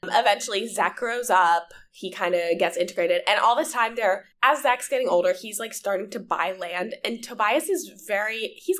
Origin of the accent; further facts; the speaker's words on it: Longwood, Florida, United States; I grew up outside of Orlando in Longwood, if you're familiar with the Florida area.